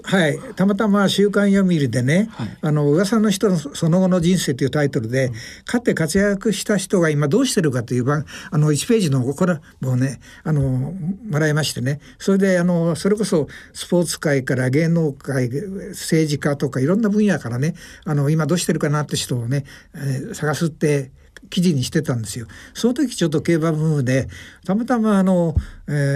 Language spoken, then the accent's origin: Japanese; Gunma, Japan; 僕は群馬なんですが